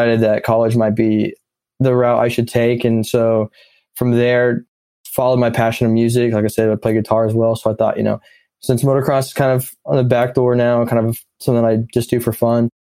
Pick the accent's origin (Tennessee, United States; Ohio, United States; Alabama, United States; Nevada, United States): Tennessee, United States; Nashville; also born or lived in Missouri; now in Knoxville, United States; I grew up in Nashville for about 10 years